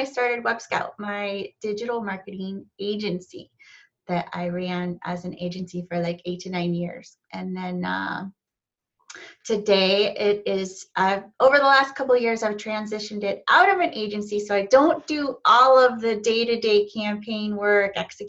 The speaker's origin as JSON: {"language": "English", "town": "Cleveland", "region": "Ohio", "country": "United States", "moved": "yes", "lives_now": "Charlotte, United States", "said": "I live in Charlotte, North Carolina, but I'm actually from Cleveland, Ohio"}